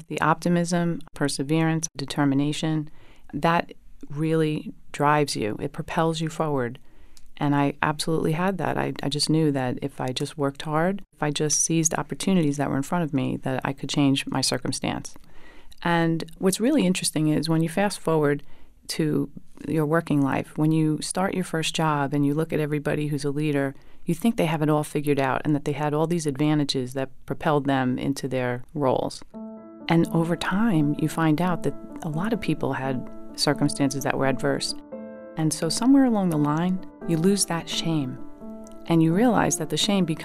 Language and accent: English; New York City, New York, United States; I grew up in New York City, in Brooklyn